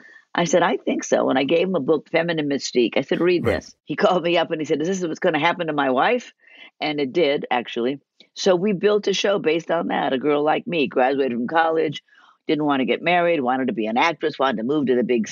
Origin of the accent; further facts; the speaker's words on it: Beverly Hills, California, United States; also born or lived in Detroit, Michigan / Chicago, Illinois; I'm from Beverly Hills